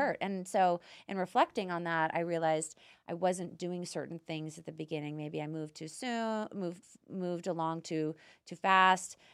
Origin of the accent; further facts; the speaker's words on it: Canada; moved away as an adult; now in United States; I'm Canadian, so my culture is very similar to Europeans.